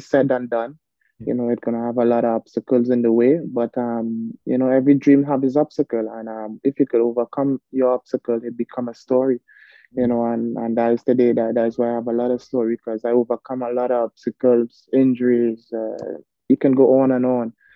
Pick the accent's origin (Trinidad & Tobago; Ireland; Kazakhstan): Trinidad & Tobago; Arima; as a young kid growing up in Arima, born and raised in Arima